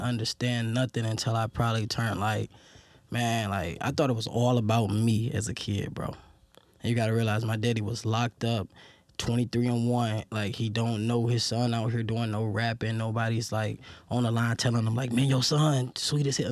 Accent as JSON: {"language": "English", "town": "Detroit", "region": "Michigan", "country": "United States", "tie": "born or raised there", "said": "growing up in Detroit"}